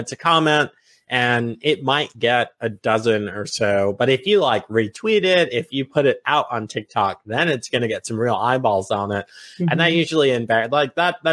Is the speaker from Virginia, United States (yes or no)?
yes; Virginia, United States; also born or lived in Long Island, New York; I'm a Virginia boy. I grew up here. We moved. I was a kid when we moved.